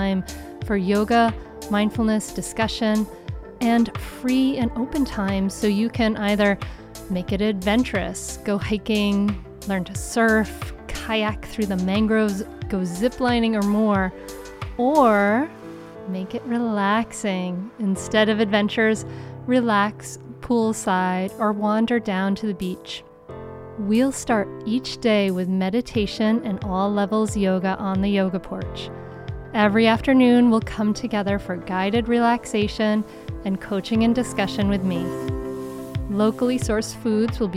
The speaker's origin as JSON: {"language": "English", "region": "Rhode Island", "country": "United States", "tie": "born or raised there", "said": "I grew up in Rhode Island near the ocean."}